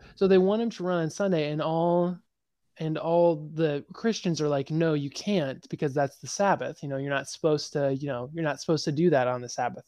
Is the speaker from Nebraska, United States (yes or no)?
yes; Nebraska, United States; moved away as an adult; now in Nashville, United States; when I moved from Nebraska to Nashville